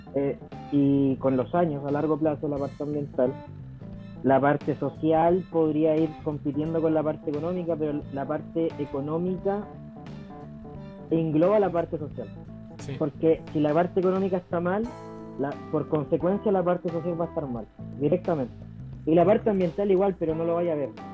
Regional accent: Chile; vivimos como chilenos

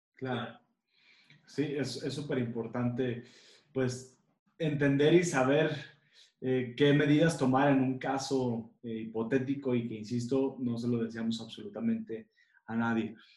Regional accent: Mexico; nosotros como mexicanos

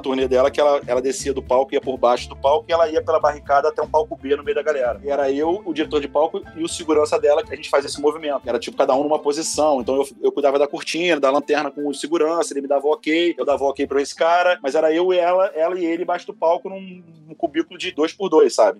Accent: Rio de Janeiro, Brazil; Eu sou carioca carioca talvez que mais ama São Paulo que você conhece

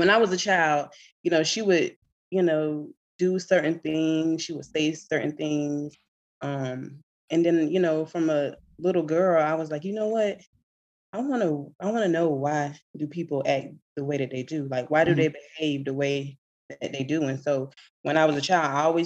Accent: Swainsboro, Georgia, United States; moved away as an adult; now in Atlanta, United States; I'm from Swainsboro, Georgia

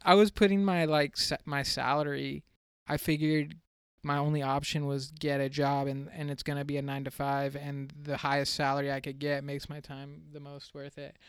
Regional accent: San Diego, California, United States; I'm from San Diego, California

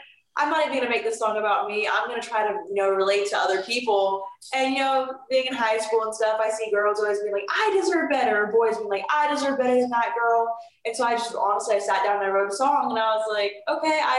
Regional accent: Jacksonville, Florida, United States; also born or lived in Hialeah, Florida; I'm adopted from Hialeah, Florida. Mm-hmm. Both my parents lived down there for a couple years, let's say 10 years. Mm-hmm. And then when I was around 3 years old, I decided, my family, not me, but my family decided to move up to Jacksonville

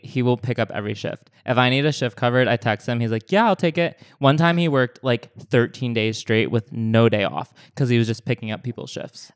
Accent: New England, United States; now in Los Angeles, United States; my hometown is in New England

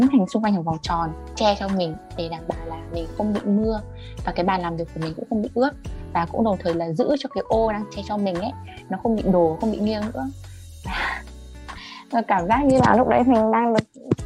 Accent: Tuyên Quang, Vietnam; accent: northern; moved away as an adult; also born or lived in Thái Bình; tỉnh ở quê mình là tuyên quang

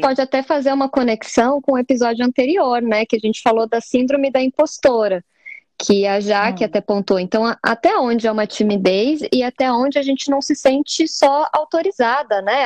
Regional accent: Curitiba, Paraná, Brazil; sou curitibana

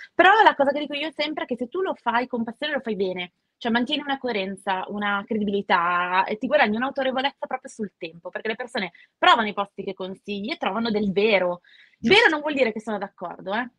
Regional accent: Milan, Lombardy, Italy; Io sono nata a Milano, una delle ormai non, non siamo tantissimi

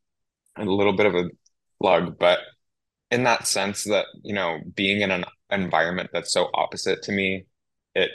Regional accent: Maui, Hawaii, United States; moved away; also born or lived in California; growing up in Maui

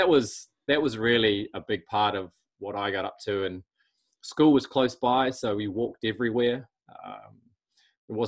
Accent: Auckland, New Zealand; we grew up in Auckland

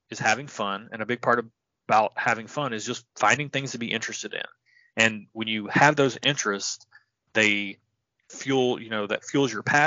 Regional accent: Tennessee, United States; I'm from Tennessee

